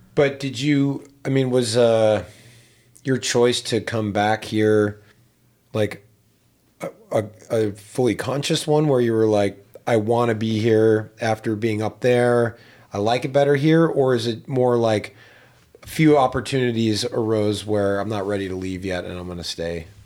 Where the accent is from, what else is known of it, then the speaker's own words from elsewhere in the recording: Pittsburgh, Pennsylvania, United States; I grew up in Pittsburgh